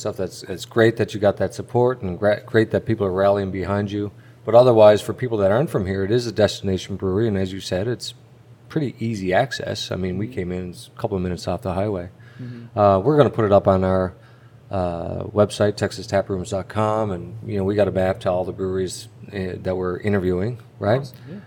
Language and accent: English; Eastern Canada, Canada; moved away; We grew up in a small town, and we're from Eastern Canada.